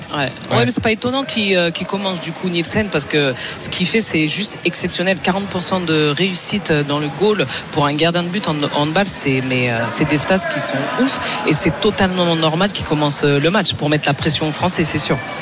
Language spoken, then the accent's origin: French; France; je suis française